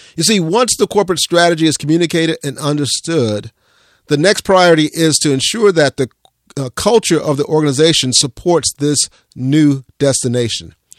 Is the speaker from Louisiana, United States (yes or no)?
no; Central Florida, United States; growing up in Central Florida